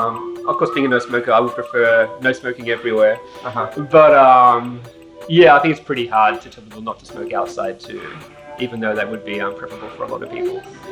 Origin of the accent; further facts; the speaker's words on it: Sydney, New South Wales, Australia; moved away as an adult; now in Tokyo, Japan; Okay, I'm from Sydney, Australia. Came here about 10 years ago after graduating university.